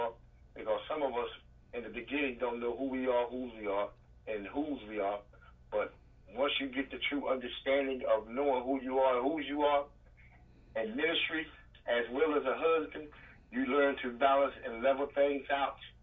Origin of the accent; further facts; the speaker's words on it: Panama City, Florida, United States; also born or lived in Philadelphia; I am originally from Panama City, Florida